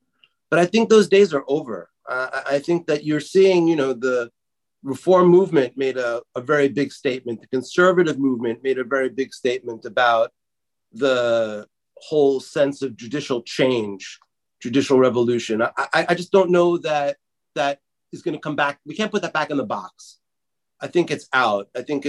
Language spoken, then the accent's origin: English; Canada; as a Canadian Israeli